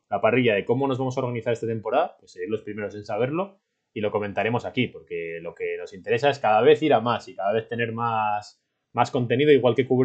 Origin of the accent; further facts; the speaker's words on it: Miami, Florida, United States; Y así nos da además una, una perspectiva quizá diferente a nosotros tres, que somos los tres de Miami.